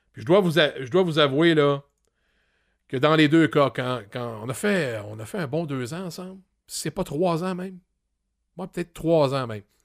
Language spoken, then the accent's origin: French; Granby, Quebec, Canada; moved away as an adult; also born or lived in Drummondville / Rouyn-Noranda; Je suis arrivé à Grimby, dans mon patelin